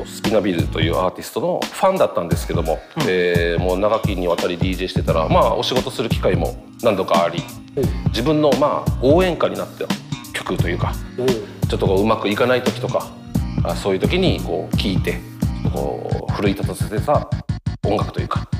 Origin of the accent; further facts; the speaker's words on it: Miyazaki, Japan; 地元宮崎の